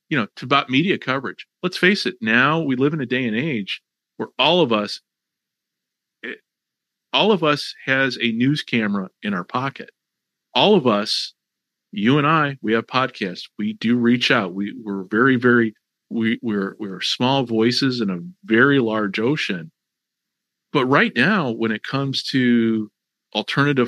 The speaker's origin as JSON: {"language": "English", "town": "Chicago", "region": "Illinois", "country": "United States", "tie": "born or raised there", "said": "I grew up in Chicago. I grew up in the Chicago area"}